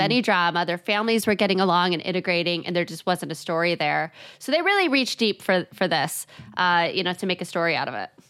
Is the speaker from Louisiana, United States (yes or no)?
no; Chicago, Illinois, United States; I'm from Chicago